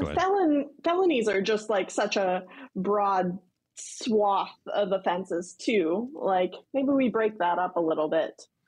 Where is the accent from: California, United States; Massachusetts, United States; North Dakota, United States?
North Dakota, United States; moved away as an adult; also born or lived in Virginia; I'm from North Dakota